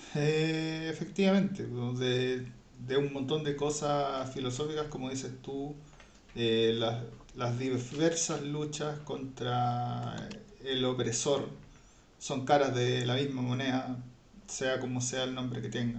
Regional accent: Chile; nuestro país, nuestra patria

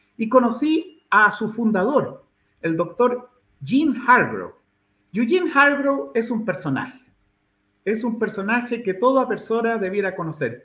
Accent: Santiago, Santiago Metropolitan Region, Chile; now in Puerto Williams, Chile; yo nací en Chile, en Santiago de Chile, en el 6 de octubre de 1960, en la Clínica Santa María, que era una clínica muy tradicional, ¿no? En Santiago. Y crecí

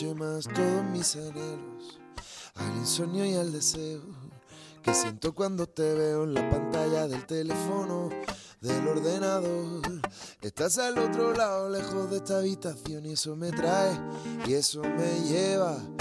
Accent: Andalusia, Spain; yo vengo de Andalucía, ¿no? Del sur de España

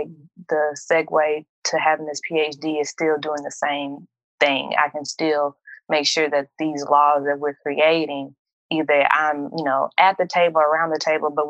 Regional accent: Montgomery, Alabama, United States; I'm from Montgomery, but my family is from Tennessee and Kentucky.

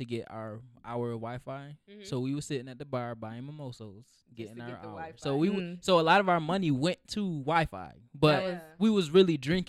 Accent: New York, United States; I said, New York.

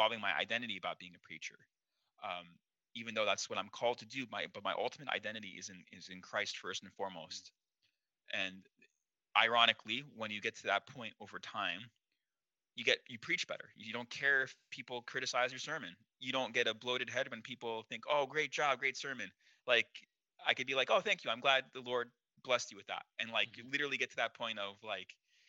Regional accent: East Coast, United States; moved away as an adult; also born or lived in New York City; now in Burbank, United States; I'm an East Coast person my whole life

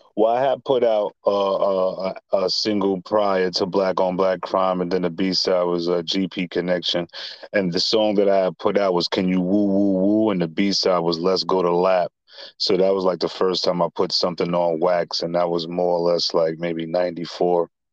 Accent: New York City, New York, United States; Born and raised in Staten Island

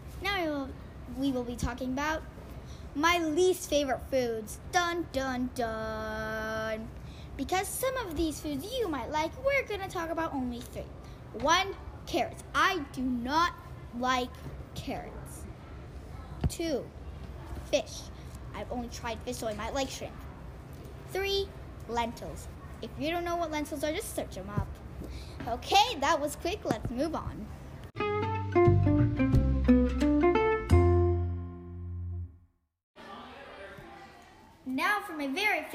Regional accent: Venezuela; moved away; I come from Venezuela

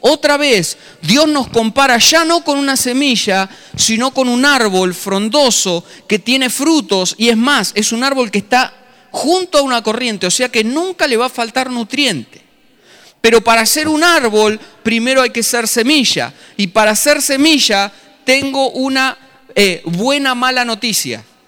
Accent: Tandil, Buenos Aires Province, Argentina; moved away as an adult; Soy un paisanito de Tandil que se vino a Buenos Aires con 24, 25 años.

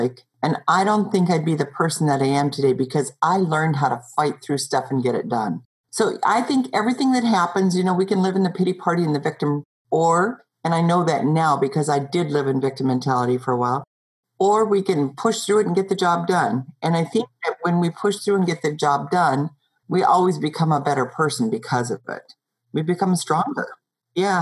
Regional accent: Montana, United States; I grew up in Montana in the outback next to the mountains

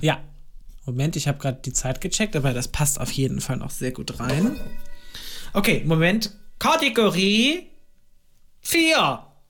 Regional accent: Germany; das ist ja die nächstgrößere Stadt bei mir, da wo ich aufgewachsen bin

